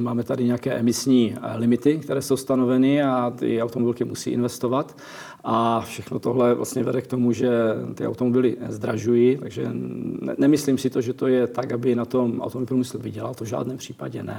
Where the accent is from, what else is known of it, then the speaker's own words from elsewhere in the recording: Czechia; já jsem Čech, jsem z České republiky